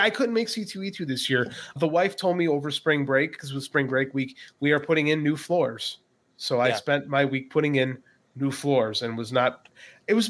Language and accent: English; Chicago, Illinois, United States; I'm from Chicago